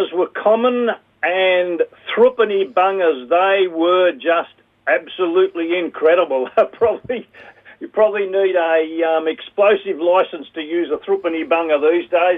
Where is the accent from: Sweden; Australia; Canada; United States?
Australia; Daylesford, Victoria; now in Tatura, Australia; I grew up in Dalsford